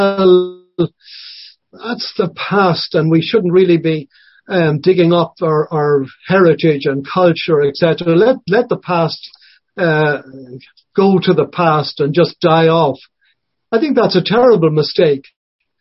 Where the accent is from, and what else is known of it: Ireland